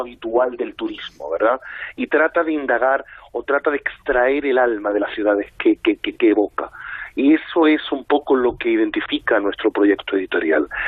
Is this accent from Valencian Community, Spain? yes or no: no; Madrid, Community of Madrid, Spain; yo soy muy madrileño